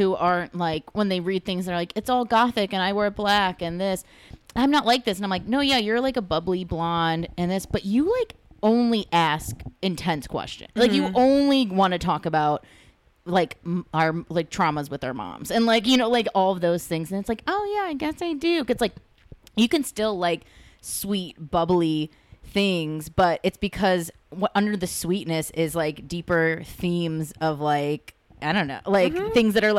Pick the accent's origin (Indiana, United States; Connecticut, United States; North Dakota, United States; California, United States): California, United States; Los Angeles; I'm from East LA.